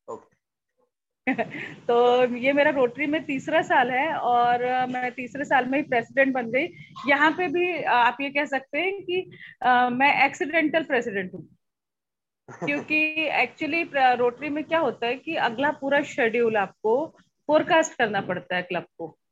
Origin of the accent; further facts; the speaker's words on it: Jabalpur, Madhya Pradesh, India; मैं जबलपुर शहर से हूँ जबलपुर मध्य प्रदेश जो हार्ट ऑफ इंडिया कहलाया जाता है तो वहाँ से मैं हूँ